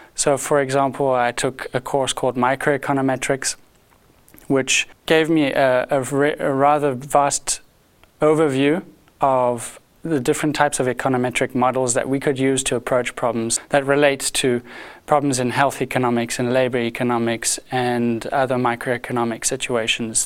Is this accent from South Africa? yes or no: yes; South Africa; moved away as an adult; now in Lausanne, Switzerland; I am a South African. I'm not a native Swiss